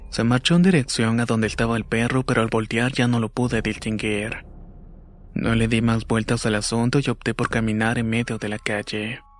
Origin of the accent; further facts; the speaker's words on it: Yaracuy, Venezuela; soy de Venezuela, específicamente del estado Yaracuy. En mi región es normal escuchar historias de la Sayona